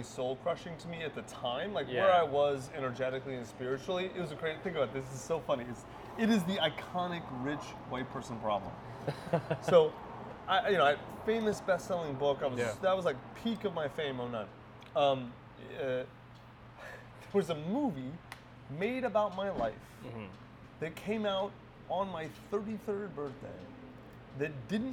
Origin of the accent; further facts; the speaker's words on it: Kentucky, United States; now in Austin, United States; I grew up in Kentucky